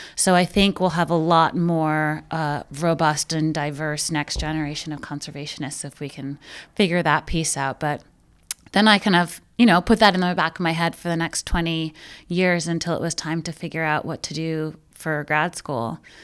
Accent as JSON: {"language": "English", "town": "New York City", "region": "New York", "country": "United States", "tie": "born or raised there", "said": "I grew up in Brooklyn"}